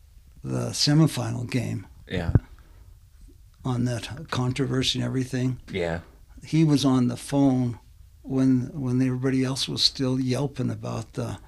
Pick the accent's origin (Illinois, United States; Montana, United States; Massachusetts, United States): Montana, United States; Butte; When I grew up in McQueen, it was a self-sustaining neighborhood.